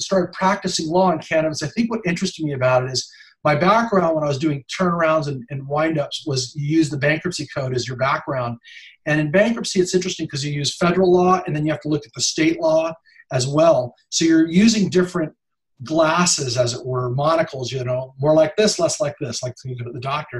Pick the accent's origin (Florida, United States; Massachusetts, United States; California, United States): California, United States; Monterey County, Big Sur; I grew up in Monterey County, Big Sur area